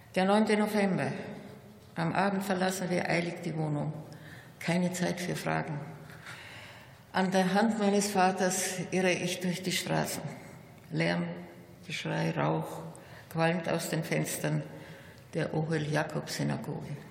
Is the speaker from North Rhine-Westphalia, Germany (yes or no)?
no; Munich, Bavaria, Germany; In meiner Heimatstadt bildet das jüdische Gotteshaus wieder eine Symbiose mit der Frauenkirche und dem Rathaus